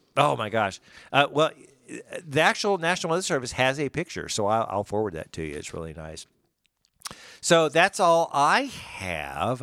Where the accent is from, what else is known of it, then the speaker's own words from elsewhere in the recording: Springfield, United States; I'm from Springfield. I ain't from Miami.